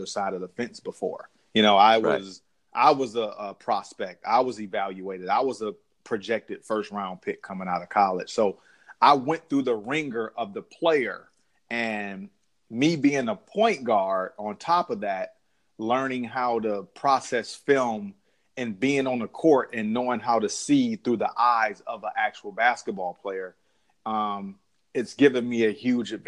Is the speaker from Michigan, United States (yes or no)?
yes; Detroit, Michigan, United States; born or raised there